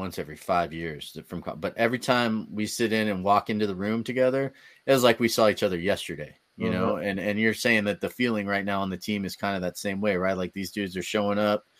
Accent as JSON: {"language": "English", "area": "Bay Area", "region": "California", "country": "United States", "said": "I'm from the Bay Area."}